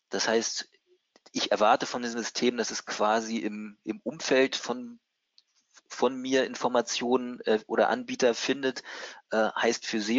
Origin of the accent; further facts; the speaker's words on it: Hamburg, Germany; ich als Hamburger ähm, habe vielleicht einen etwas anderen Akzent und verwende andere Worte als andere Leute.